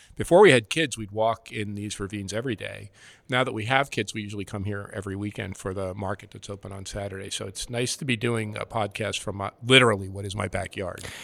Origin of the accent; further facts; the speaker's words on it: New Jersey, United States; also born or lived in Pittsburgh; now in Toronto, Canada; growing up in New Jersey